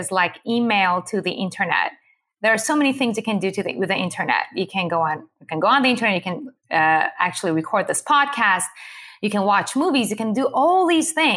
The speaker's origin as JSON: {"language": "English", "country": "Iran", "tie": "born or raised there", "moved": "yes", "said": "I was born and raised in Iran to a Jewish family"}